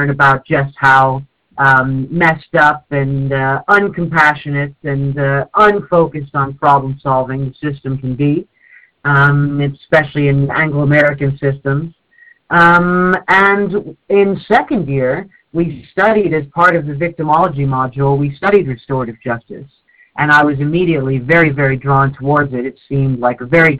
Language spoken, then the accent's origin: English; North East England, United Kingdom; also born or lived in Canada; I moved to the UK when I was 7, and the place I moved to in the UK, in the Northeast, is very, very undiverse.